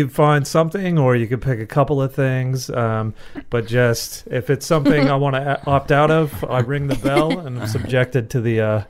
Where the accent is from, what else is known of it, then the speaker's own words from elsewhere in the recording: United States; moved away; a guy I grew up with in the States